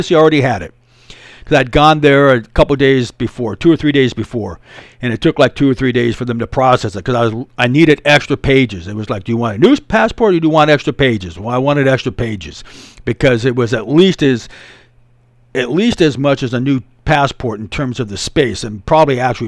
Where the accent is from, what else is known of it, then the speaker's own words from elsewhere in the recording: United States; I'm an American dude.